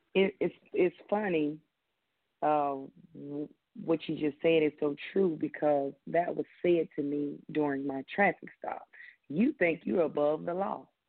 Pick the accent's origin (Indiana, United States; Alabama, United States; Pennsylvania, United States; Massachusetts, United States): Alabama, United States; Birmingham; moved away as an adult; also born or lived in Vermont / El Paso, Texas / Mobile, Alabama / Atlanta, Georgia; I am from Birmingham, Alabama, uh, born and raised